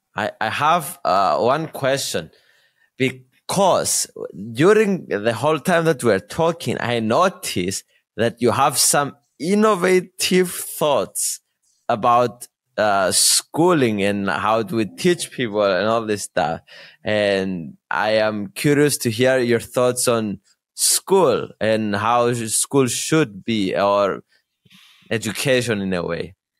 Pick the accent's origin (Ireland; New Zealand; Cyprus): Cyprus; I'm born in Cyprus, I am from Cyprus.